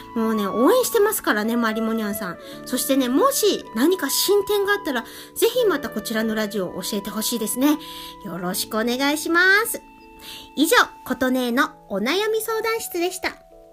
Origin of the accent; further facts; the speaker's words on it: Hiroshima, Japan; accent: Hiroshima dialect; moved away; 私の出身である広島